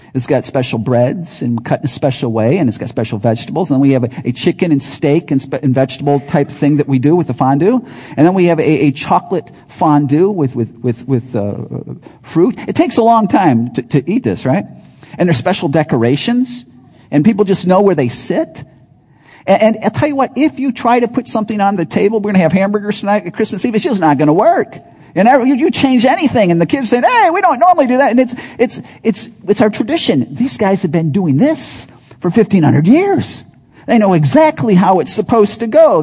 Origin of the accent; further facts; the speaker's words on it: Chicago, Illinois, United States; also born or lived in Wisconsin; I grew up in Chicago, loved Chicago, in the city, but then we lived in the burbs most of that time.